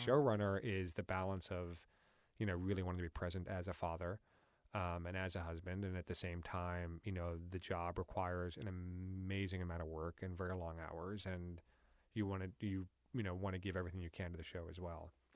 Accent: New York, United States; moved away; growing up in New York and going to a private school in that world

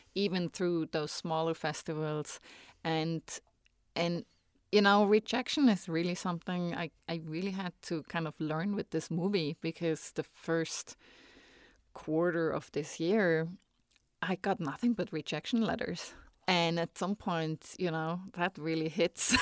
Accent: Switzerland; English is a second language; moved away as an adult; now in United States; when I go back home

